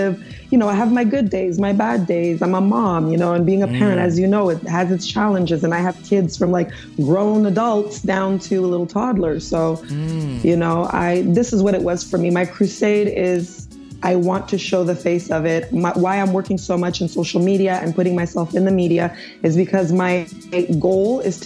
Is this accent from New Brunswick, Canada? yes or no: no; Montreal, Quebec, Canada; also born or lived in Nigeria; I'm an American Canadian. I was born in Montreal, Quebec.